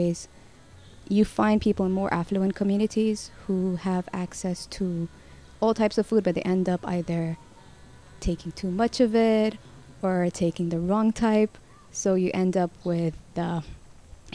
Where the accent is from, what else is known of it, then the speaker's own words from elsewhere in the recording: Sudan; moved away as an adult; now in Malaysia; from Sudan, and been here in Malaysia for 10 years now